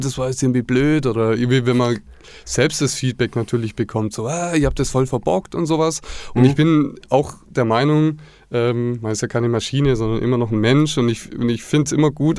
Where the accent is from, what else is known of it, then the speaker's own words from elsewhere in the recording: Black Forest, near Villingen-Schwenningen, Baden-Württemberg, Germany; moved away as an adult; ich bin im Schwarzwald aufgewachsen, in der Nähe von Villingen-Schwenningen, das ist der Landkreis Schwarzwald-Bar-Heuberg.